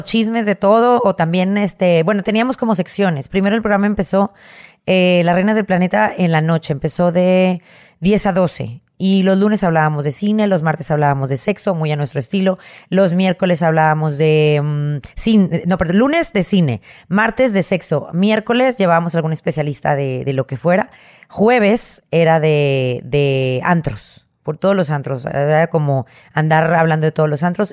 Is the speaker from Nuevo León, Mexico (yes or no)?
yes; Monterrey, Nuevo León, Mexico; Nací en Monterrey, Nuevo León, el 21 de diciembre del 79, en La Conchita.